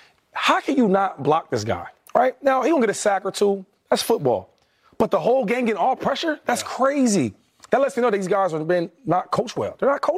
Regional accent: Harrisburg, Pennsylvania, United States; I'm from Harrisburg.

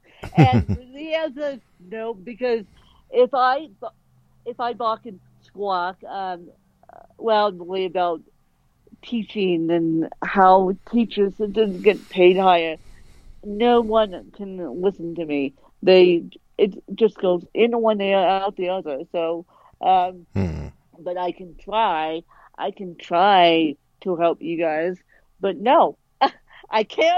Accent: Colorado, United States; born or raised there

